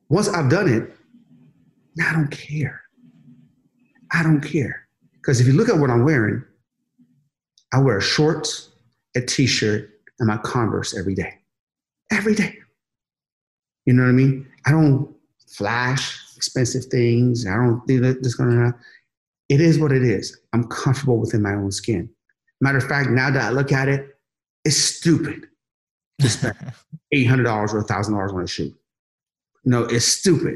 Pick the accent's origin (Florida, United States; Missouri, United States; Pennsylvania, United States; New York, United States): Pennsylvania, United States; Sharon; moved away as an adult; now in California, United States; I came from Sharon, Pennsylvania. No, Sharon, Pennsylvania, you know, there was like one BMW, maybe one Mercedes in the entire town.